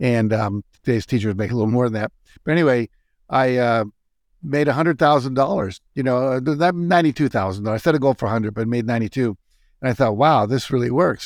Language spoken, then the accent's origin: English; Wheeling, West Virginia, United States; moved away; I was a typical kind of lower middle class kid growing up in Wheeling, West Virginia.